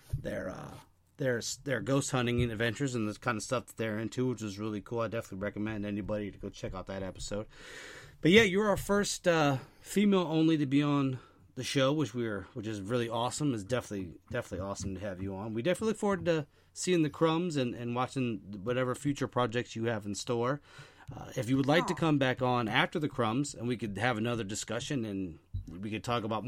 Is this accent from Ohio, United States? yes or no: yes; Ohio, United States; I'm from Ohio